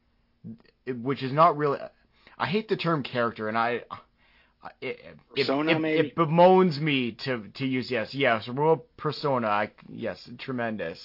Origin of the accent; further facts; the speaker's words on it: Canada; accent: Canadian; my Canadian accent